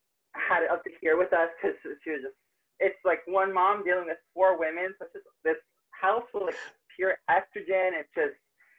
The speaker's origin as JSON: {"language": "English", "town": "Tampa", "region": "Florida", "country": "United States", "tie": "born or raised there", "said": "Tampa, Florida."}